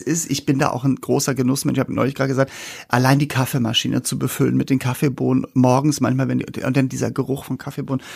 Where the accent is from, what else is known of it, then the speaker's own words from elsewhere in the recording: Hamburg, Germany; bei uns in Hamburg gab es halt Senfeier